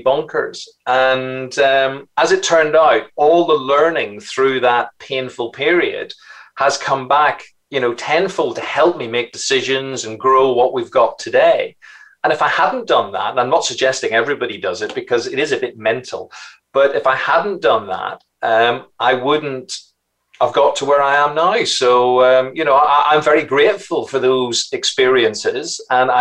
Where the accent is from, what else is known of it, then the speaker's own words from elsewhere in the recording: Belfast, Northern Ireland, United Kingdom; moved away as an adult; also born or lived in Scotland / Yorkshire; as you can probably tell from my accent, I'm from Northern Ireland. I was brought up in Belfast.